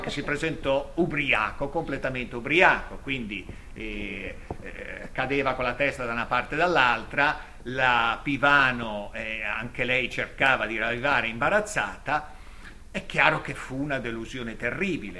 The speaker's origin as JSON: {"language": "Italian", "town": "Lerma", "region": "Piedmont", "country": "Italy", "said": "io sono di Lerma"}